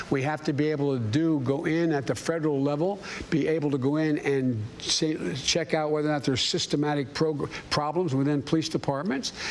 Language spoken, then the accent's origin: English; Claymont, Delaware, United States; the neighborhood I grew up I grew up in Claymont either became a cop, a firefighter, or a priest.